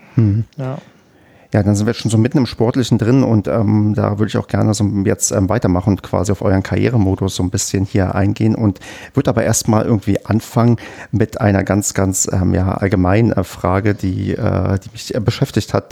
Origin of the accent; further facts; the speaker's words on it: Brandenburg, Germany; accent: Berlinerisch; Ich bin ja in Brandenburg ähm, geboren und aufgewachsen und habe früher auch sehr stark Berlinert